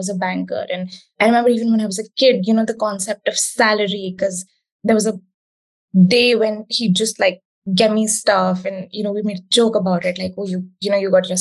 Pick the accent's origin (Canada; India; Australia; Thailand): India; the time that I grew up in India